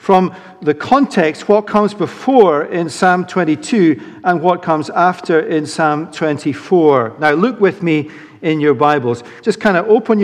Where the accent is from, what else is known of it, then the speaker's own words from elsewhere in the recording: Edinburgh, Scotland, United Kingdom; grew up in Holyrood Abbey in Edinburgh singing this psalm